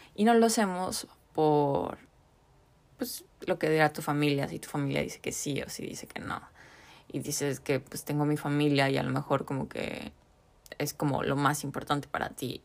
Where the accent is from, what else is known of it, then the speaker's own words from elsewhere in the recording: Mexico; en la cultura mexicana o bueno latinoamericana, como que la familia es algo súper importante y súper grande para nosotros